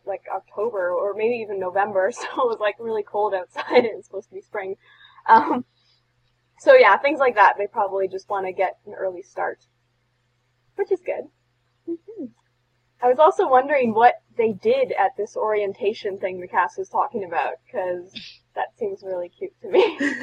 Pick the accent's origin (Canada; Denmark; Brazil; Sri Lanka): Canada